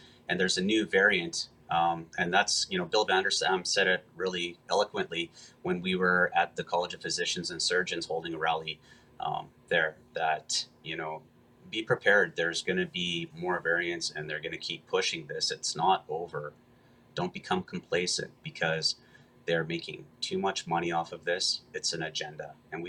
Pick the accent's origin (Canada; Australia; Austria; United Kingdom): Canada; We're Canadian and we're strong.